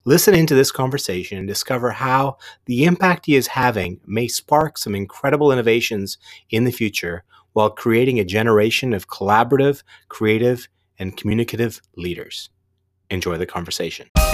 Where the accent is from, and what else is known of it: Burnaby, British Columbia, Canada; born or raised there